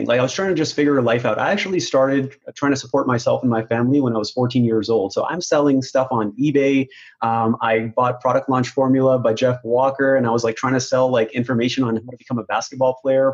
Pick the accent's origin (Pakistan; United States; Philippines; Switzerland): Pakistan; moved away; I was born in Pakistan and that's how we were raised